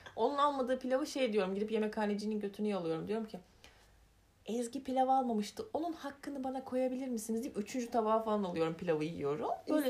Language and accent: Turkish; Elazığ, Elazığ Province, Turkey; Elazığlıyım bir kere.